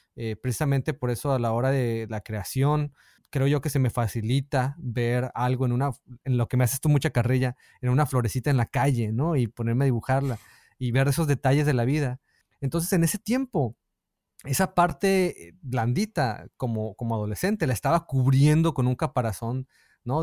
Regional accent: Mexico; moved away as an adult; cuando me fui de México lo hice solo

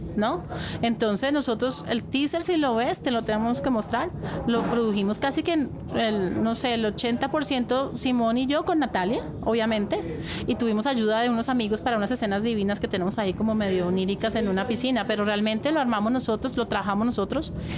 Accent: Colombia; te ven a ti como colombiano

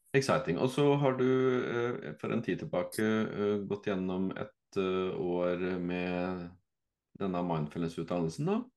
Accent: Fredrikstad, Viken, Norway; så er jo jeg fra Fredrikstad

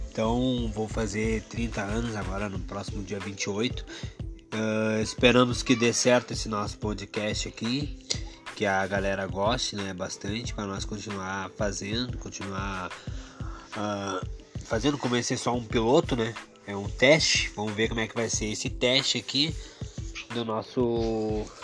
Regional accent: Porto Alegre, Rio Grande do Sul, Brazil; Nós somos do Rio Grande do Sul

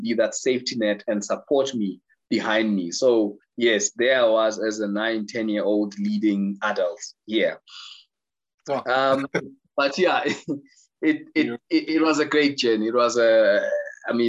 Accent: Soweto, Gauteng, South Africa; I was born in Soweto.

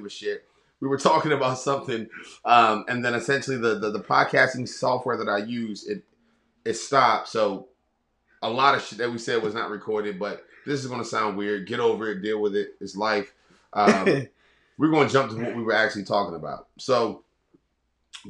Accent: Baltimore, Maryland, United States; We're from Baltimore

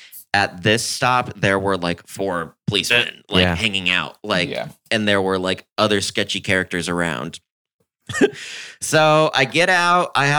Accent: California, United States; And I was like, I'm from California.

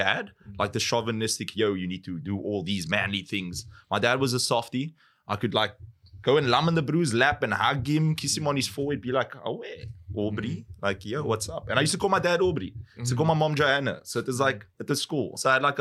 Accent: Cape Town, Western Cape, South Africa; I am from Grassy Park. That's where I grew up

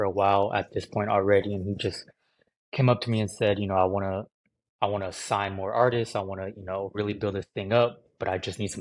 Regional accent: Livermore, California, United States; also born or lived in Santa Barbara, California / Arizona; now in Los Angeles, United States; I grew up in the Bay Area, California, the East Bay. Livermore is the exact name of the town.

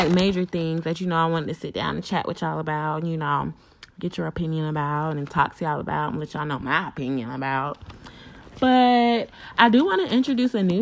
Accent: North Carolina, United States; NC, my home state

